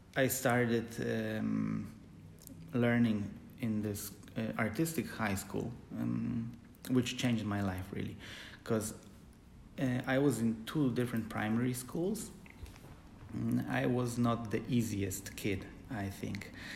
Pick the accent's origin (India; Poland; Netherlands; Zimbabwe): Poland; moved away as an adult; also born or lived in Supraśl, Poland / Gdańsk, Poland; now in Germany; I come from Poland, uh, but I live in Germany